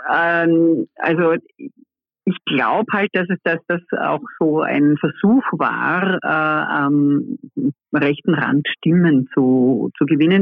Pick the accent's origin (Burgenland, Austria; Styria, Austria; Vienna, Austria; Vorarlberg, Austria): Vorarlberg, Austria; ich bin ja aus Vorarlberg